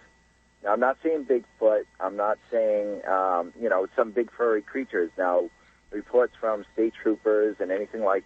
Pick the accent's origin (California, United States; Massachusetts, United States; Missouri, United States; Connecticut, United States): Massachusetts, United States; I grew up right outside of the Bridgewater Triangle.